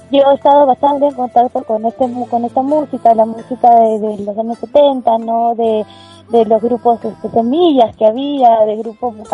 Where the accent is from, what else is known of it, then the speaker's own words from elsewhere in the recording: Majes, Arequipa, Peru; now in Lima, Peru; yo soy una cantante que nací en Arequipa, eh, me crié, digamos, en un pueblo que se llama Majes, que está como que a tres horas de Arequipa